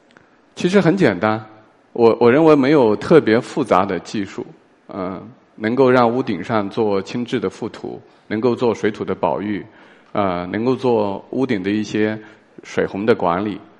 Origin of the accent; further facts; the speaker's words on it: Tianyuan, China; moved away; 我的家乡叫田园镇